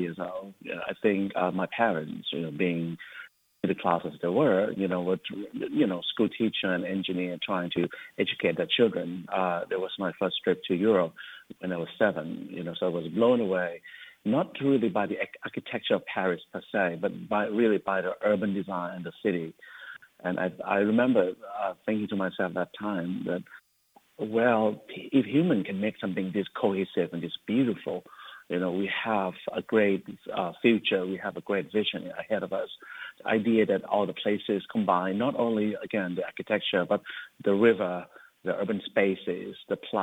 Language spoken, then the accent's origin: English; Bangkok, Thailand; also born or lived in Tokyo, Japan / Osaka, Japan; now in United States; I was born in Bangkok, Thailand, and spent around 15 years for my education and training in Japan, in Tokyo and Osaka, and then have moved on to the America in 2004